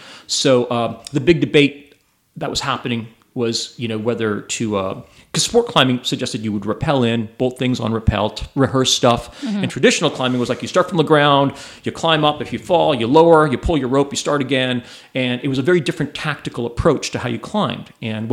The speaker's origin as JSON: {"language": "English", "region": "Ontario", "country": "Canada", "said": "I'm from Southern Ontario."}